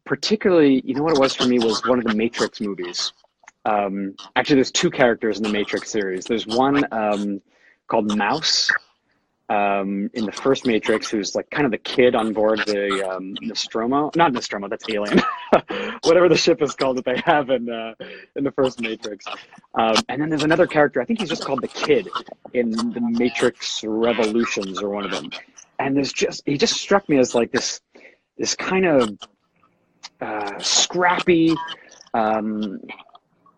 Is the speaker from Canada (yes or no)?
yes; Canada; I was one of the ones growing up in Canada